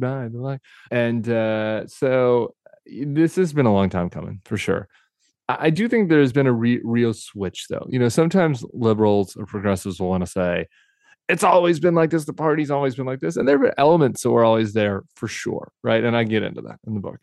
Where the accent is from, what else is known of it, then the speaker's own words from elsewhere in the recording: Colorado, United States; I came from Colorado, I lived in the suburbs